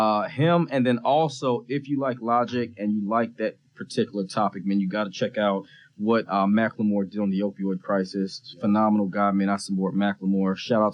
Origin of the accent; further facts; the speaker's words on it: Fort Benning, Georgia, United States; I grew up on Fort Benning, Georgia, man. I'm a son of a military kid.